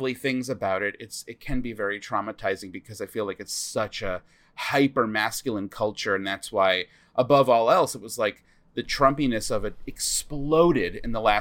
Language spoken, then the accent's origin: English; Smithtown, New York, United States; moved away; I am from Smithtown.